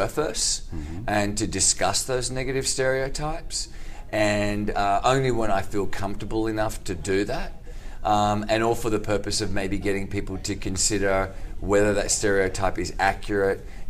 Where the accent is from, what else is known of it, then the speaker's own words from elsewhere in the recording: Sydney, New South Wales, Australia; accent: Australian; my normal Australian accent